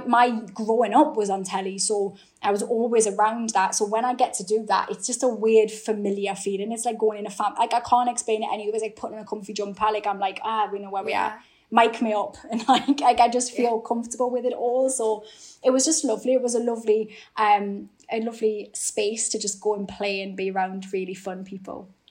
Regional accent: Newcastle upon Tyne, North East England, United Kingdom; accent: Geordie; my Geordie accent

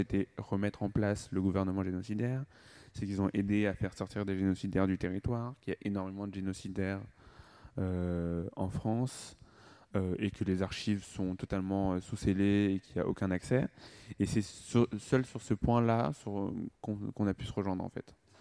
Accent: Rwanda; je suis rwandais

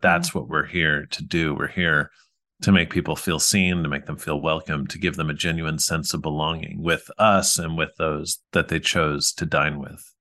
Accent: New York, United States; We grew up in New York

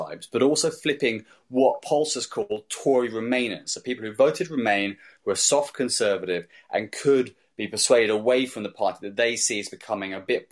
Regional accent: Surrey, South East England, United Kingdom; I'm from Surrey

